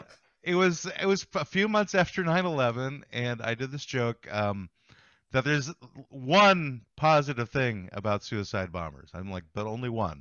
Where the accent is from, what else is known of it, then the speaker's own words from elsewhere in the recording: United States; I'm American.